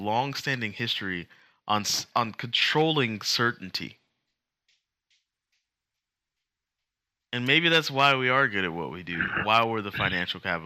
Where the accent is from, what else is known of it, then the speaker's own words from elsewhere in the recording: United States; I'm American